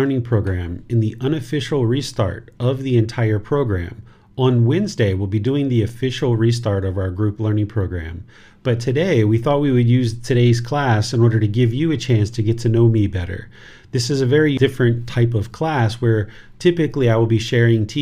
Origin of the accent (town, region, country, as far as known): Southern Maryland, United States; born or raised there; moved away as an adult; also born or lived in Washington, D.C.; now in Thailand